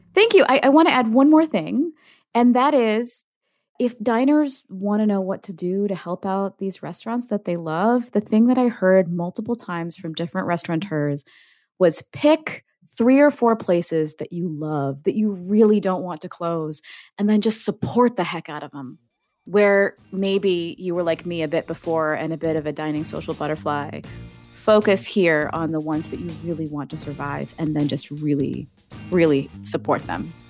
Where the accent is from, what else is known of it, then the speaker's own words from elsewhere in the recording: Ohio, United States; now in Wisconsin, United States; My home state of Ohio